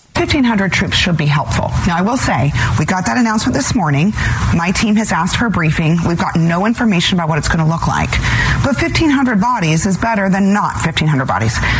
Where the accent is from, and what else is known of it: Arizona, United States; born or raised there